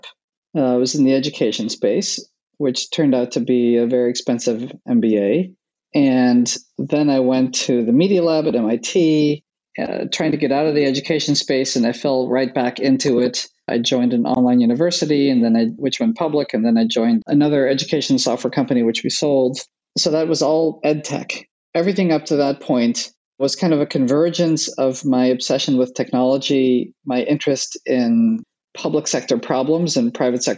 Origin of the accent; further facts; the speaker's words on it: Netherlands; moved away; I grew up in Holland.